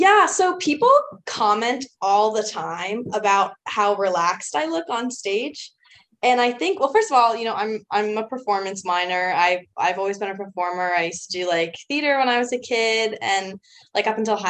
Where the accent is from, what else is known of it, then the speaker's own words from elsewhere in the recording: Pennsylvania, United States; I'm from Kansas, Pennsylvania. I went to high school there